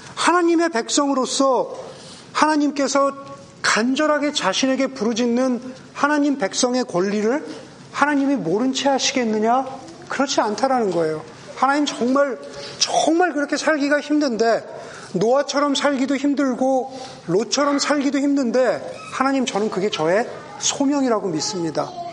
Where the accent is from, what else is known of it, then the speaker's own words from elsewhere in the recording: Southern California, United States; now in Bay Area, United States; 저 같은 우리 서던 캘리포니아 출신들은